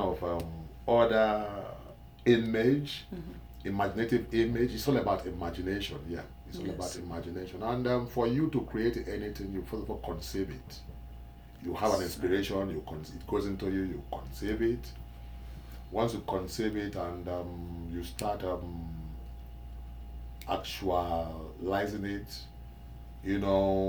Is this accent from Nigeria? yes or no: yes; Nigeria; I'm from West Africa, Nigeria